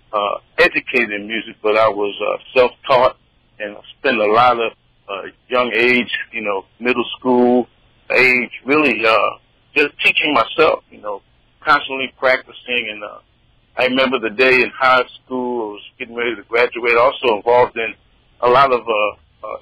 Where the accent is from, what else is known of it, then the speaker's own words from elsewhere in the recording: Atlantic City, New Jersey, United States; moved away as an adult; also born or lived in Elizabeth City, North Carolina / Charlotte, North Carolina; I was raised in Atlantic City where, you know, it was nighttime, was really daytime